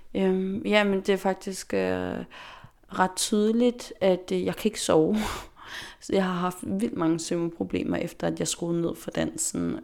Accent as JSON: {"language": "Danish", "country": "Faroe Islands", "also_born_or_lived": "Denmark / Amager, Copenhagen", "moved": "yes", "lives_now": "Copenhagen, Denmark", "said": "jeg kommer fra Færøerne"}